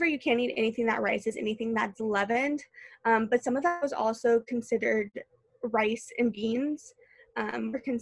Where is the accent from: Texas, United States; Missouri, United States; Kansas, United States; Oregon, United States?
Missouri, United States; St. Louis; moved away as an adult; now in Indianapolis, United States; I moved here from St. Louis